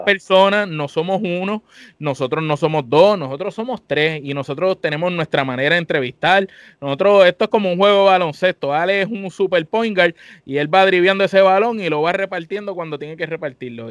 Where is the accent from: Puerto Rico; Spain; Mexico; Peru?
Puerto Rico; somos boricuas los tres y que te tenemos aquí, todos somos boricuas los cuatro